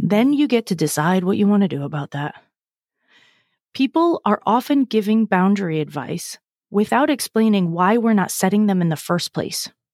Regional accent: Massachusetts, United States; I'm from Massachusetts.

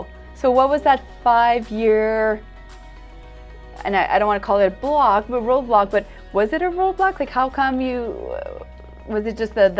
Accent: Ontario, Canada; We're from Ontario, you're from Alberta, we're going to the States

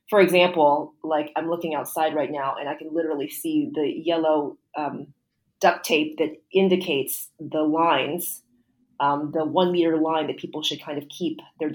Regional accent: United States; moved away as an adult; now in Singapore; I'm an American.

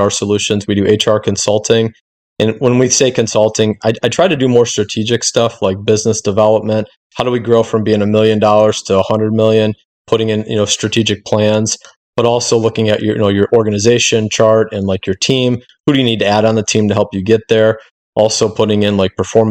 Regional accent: Cleveland, Ohio, United States; I'm from Cleveland, Ohio

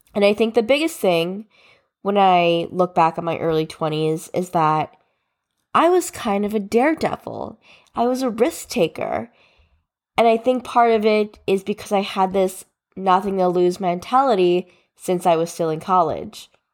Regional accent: New Jersey, United States; I was born and raised in New Jersey

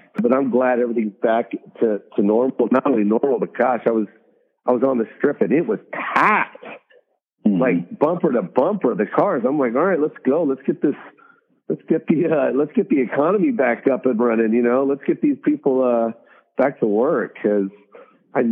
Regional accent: Las Vegas, Nevada, United States; I'm from Vegas.

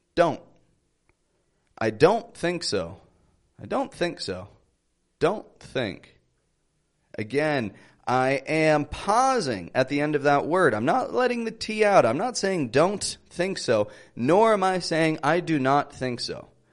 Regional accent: Toronto, Ontario, Canada; accent: Canadian; I am from Toronto, Canada

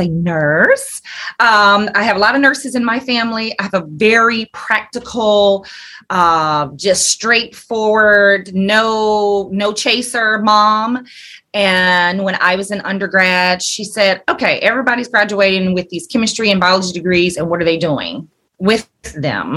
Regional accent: Alabama, United States; moved away as an adult; also born or lived in Atlanta; I'm from Alabama. And grew up there

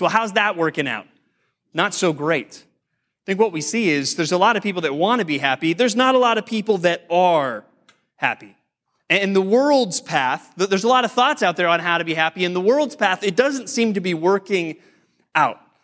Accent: United States

